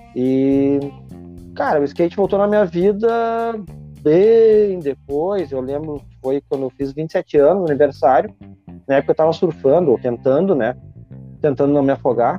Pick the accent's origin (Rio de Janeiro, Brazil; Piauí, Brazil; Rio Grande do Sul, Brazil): Rio Grande do Sul, Brazil; Porto Alegre; no bairro onde eu cresci, no Santana, aqui em Porto Alegre